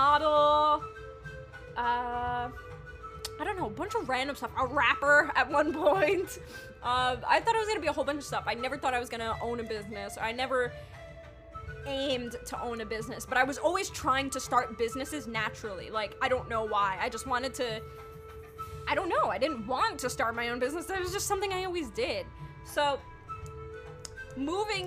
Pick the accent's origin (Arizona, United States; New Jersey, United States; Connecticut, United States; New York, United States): New York, United States; New York City; moved away as an adult; also born or lived in Yonkers, New York / Queens, New York; now in California, United States; I was born and raised in the Bronx, which is in New York City